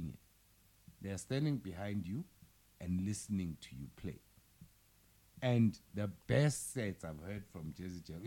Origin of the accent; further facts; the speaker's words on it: Johannesburg, Gauteng, South Africa; I'm from Joburg